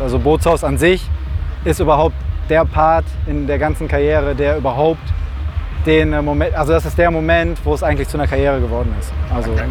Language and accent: German; Velbert, North Rhine-Westphalia, Germany; ich komme ja aus Felbert, also hier um die Ecke